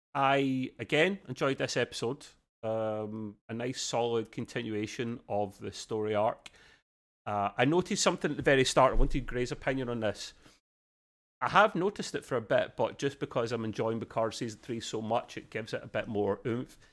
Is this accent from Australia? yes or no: yes; Australia; accent: thick Aussie; my accent